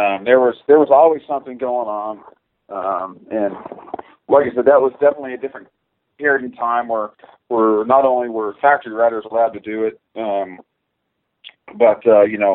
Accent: Rancho Cucamonga, California, United States; moved away as an adult; When I was growing up in Southern California

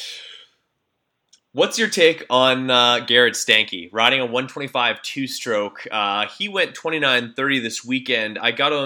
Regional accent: Canada; I'm Canadian

